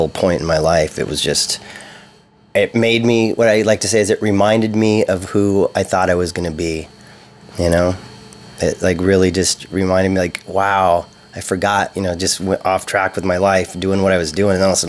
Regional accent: Santa Cruz, California, United States; I'm from Santa Cruz.

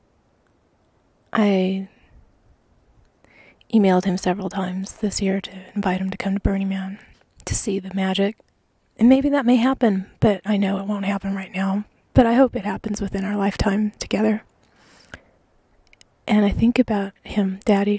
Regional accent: United States; as an American

